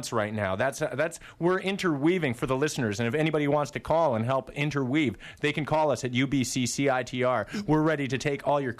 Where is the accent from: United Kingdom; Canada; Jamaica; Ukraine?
Canada; Fort St. John, British Columbia; No, we're from Fort St. John, BC, northern tip of British Columbia. Northern tip, man.